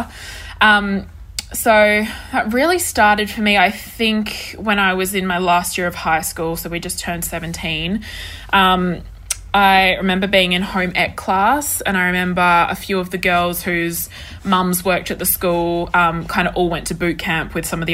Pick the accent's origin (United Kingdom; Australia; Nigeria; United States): Australia; Perth, Western Australia; also born or lived in Sydney; I grew up in Perth. Perth is where I've spent my entire life besides living in Sydney for 2 years when I was 21.